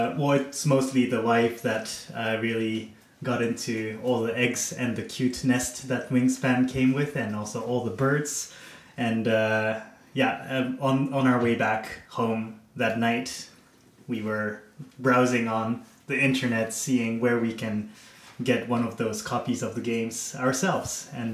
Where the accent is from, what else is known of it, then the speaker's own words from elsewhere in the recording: Japan; also born or lived in Netherlands / China / Canada; I am from Japan originally, but I was raised quite all over the place in the Netherlands, in China, and Canada for the past 10 years or so